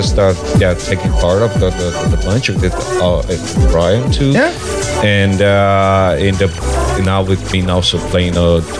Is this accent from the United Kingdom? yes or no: no; São Paulo, Brazil; moved away as an adult; now in Copenhagen, Denmark; I'm from São Paulo, a Brazilian, and I've been living in São Paulo for 35 years, actually.